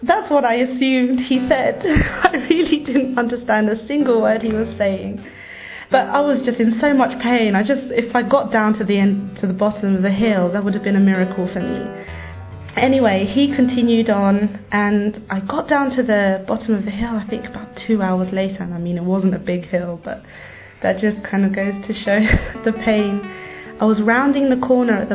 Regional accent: London, United Kingdom; I was born and raised here in London, but I have no British blood in me

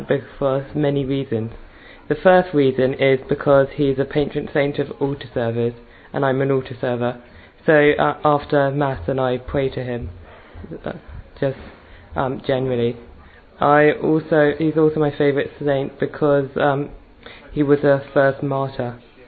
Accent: Southampton, South East England, United Kingdom; I'm 14 and I come from Southampton

